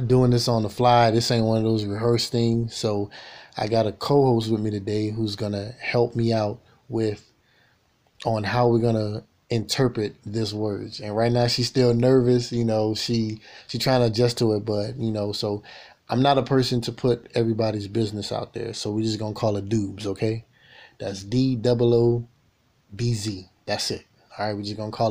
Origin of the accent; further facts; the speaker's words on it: the South, United States; moved away; I'm from the South, so the way I was raised